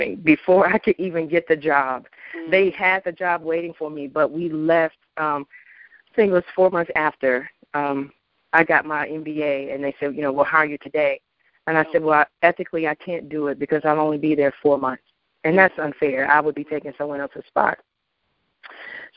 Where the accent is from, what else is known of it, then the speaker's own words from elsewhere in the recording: Memphis, Tennessee, United States; moved away as an adult; I'm originally from Memphis